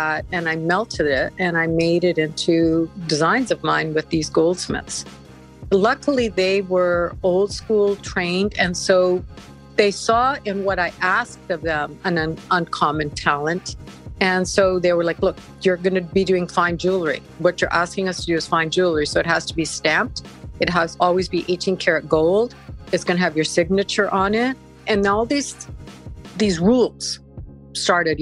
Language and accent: English; Vancouver, British Columbia, Canada; moved away as an adult; also born or lived in Arizona; I'm from Vancouver